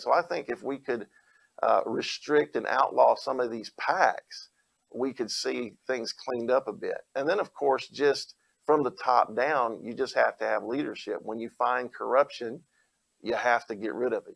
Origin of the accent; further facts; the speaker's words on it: Opelika, Alabama, United States; I am an Alabamian. I grew up here. I grew up in Opelika, Auburn area